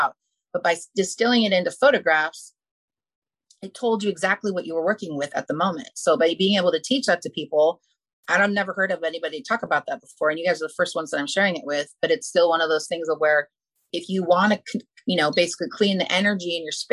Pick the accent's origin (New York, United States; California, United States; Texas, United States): California, United States; Malibu; I grew up in Malibu and we have fires there